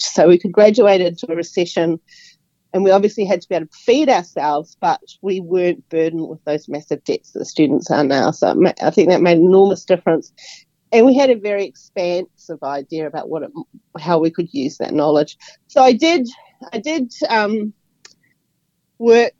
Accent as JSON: {"language": "English", "region": "Auckland", "country": "New Zealand", "tie": "born or raised there", "also_born_or_lived": "Wellington / Brisbane", "moved": "as an adult", "lives_now": "Australia", "said": "I grew up in Auckland"}